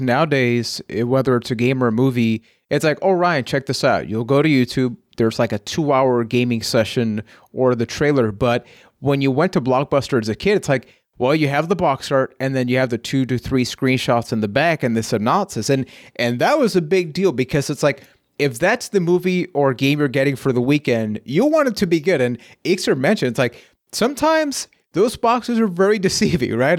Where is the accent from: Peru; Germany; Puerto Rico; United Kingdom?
Puerto Rico; I am from Puerto Rico